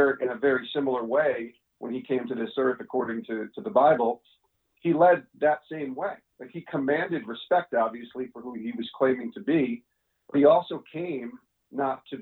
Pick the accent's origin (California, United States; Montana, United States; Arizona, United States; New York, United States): New York, United States; Albany; I grew up in Albany, New York, was a big sports fan as a kid